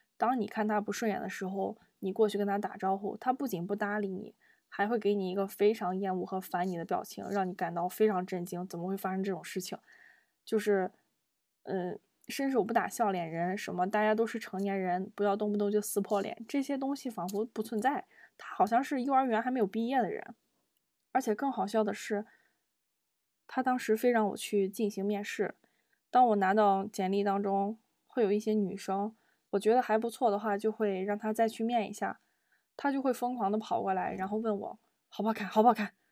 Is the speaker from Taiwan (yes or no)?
no; Zibo, Shandong, China; moved away; also born or lived in Beijing; 我们山东淄博的方言